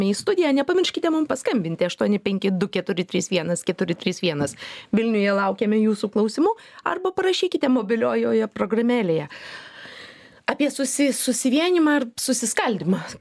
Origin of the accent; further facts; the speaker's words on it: Lithuania; kaip tu manai mes kaip lietuviai esam susivieniję ar susiskaldę